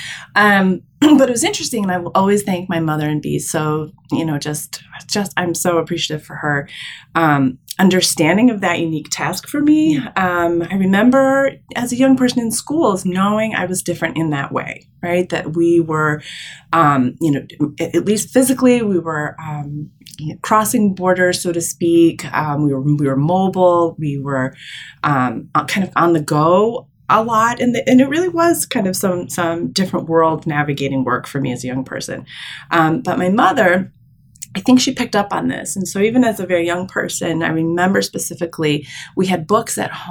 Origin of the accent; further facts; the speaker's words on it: Michigan, United States; also born or lived in New York City; I was born in Michigan. So I'm the only child of my entire extended family born in the Midwest